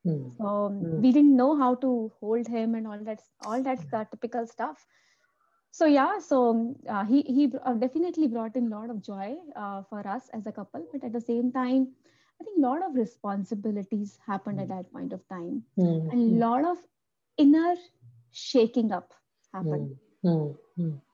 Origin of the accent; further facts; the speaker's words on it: Amritsar, Punjab, India; moved away as an adult; also born or lived in Delhi; born and brought up in Amritsar